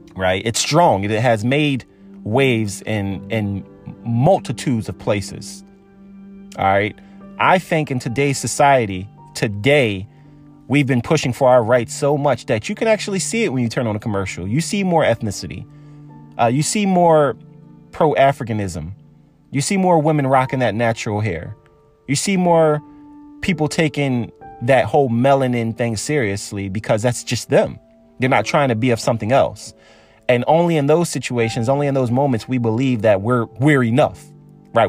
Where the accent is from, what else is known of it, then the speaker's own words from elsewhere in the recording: Philadelphia suburb, Pennsylvania, United States; I was born in Philadelphia. I was raised in a suburb